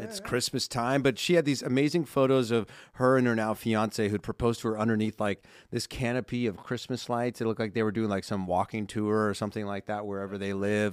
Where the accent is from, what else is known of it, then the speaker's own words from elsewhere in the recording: Simi Valley, California, United States; I'm from Southern California, I live in Southern